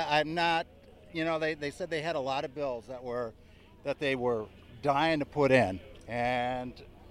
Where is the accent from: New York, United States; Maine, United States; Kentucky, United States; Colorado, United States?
New York, United States; From Horsets, New York.